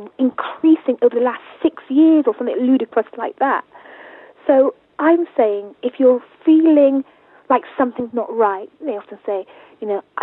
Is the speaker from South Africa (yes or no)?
no; Jamaica; we're Jamaican, so in our culture we have daily wakes